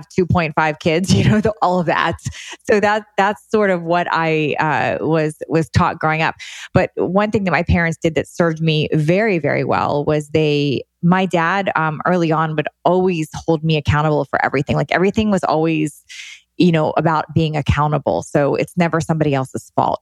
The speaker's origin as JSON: {"language": "English", "area": "D.C.", "region": "Maryland", "country": "United States", "tie": "born or raised there", "moved": "yes", "lives_now": "West Coast, United States", "said": "I grew up outside of Washington, D.C."}